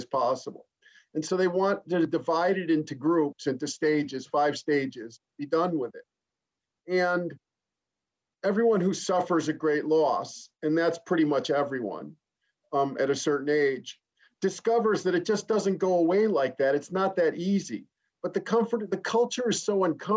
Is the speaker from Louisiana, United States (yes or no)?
no; Chicago, Illinois, United States; it was a pretty materialistic middle-class background where I grew up in Chicago, outside Chicago